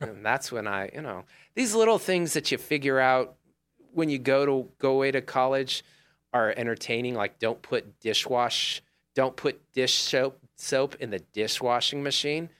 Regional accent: United States; I grew up on Old Humboldt

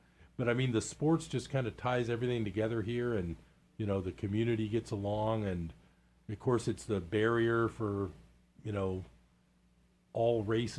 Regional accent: Bay Area, California, United States; moved away as an adult; now in Chico, United States; I grew up in the Bay Area, but I came up here for college, and I left for a little while because I had to economically, but I basically didn't leave much at all. And now that I count up my years, I've been in Chico a lot longer than I was anywhere else.

